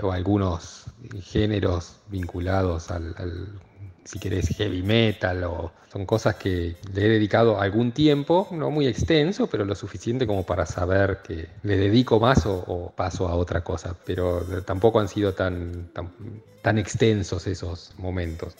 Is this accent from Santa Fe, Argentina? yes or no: no; Cipolletti, Río Negro, Argentina; also born or lived in La Plata; soy oriundo de la ciudad de Cipolletti, nací en el año 75 en esta ciudad ubicada en el Alto Valle de Río Negro y Neuquén, del lado río negrino. Fui a la escuela primaria aquí en la ciudad y a la secundaria también.